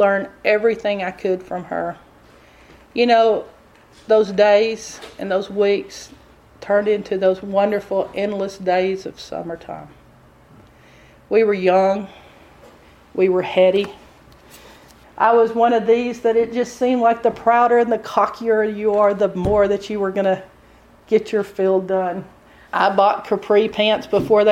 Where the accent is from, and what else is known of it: Texas, United States; accent: Texas